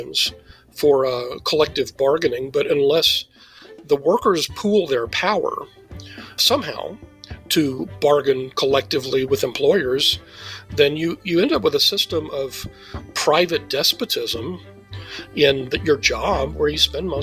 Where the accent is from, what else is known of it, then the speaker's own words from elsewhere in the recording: Texas, United States; I'm from Texas